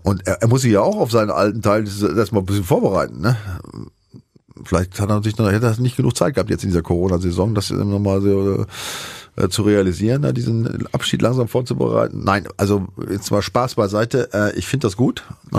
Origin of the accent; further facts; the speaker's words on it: Bremen, Germany; ich komme ja zum einen aus der Ecke, habe da gespielt bei dem Verein